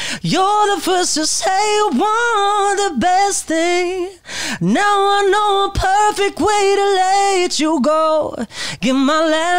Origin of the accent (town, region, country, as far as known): United Kingdom; born or raised there; moved away as an adult; now in Los Angeles, United States